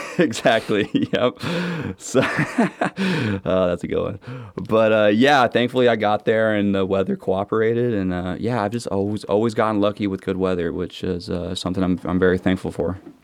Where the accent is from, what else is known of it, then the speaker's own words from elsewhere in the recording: Seattle, Washington, United States; moved away; I'm from Seattle